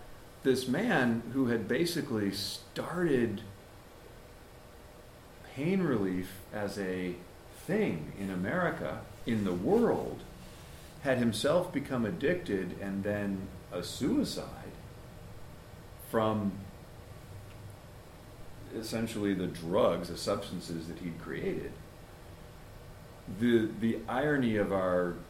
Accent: Hartford, Connecticut, United States; moved away; a boy growing up in the Hartford area

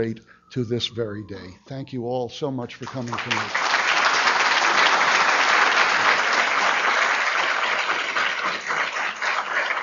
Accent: Baltimore, Maryland, United States; in Baltimore

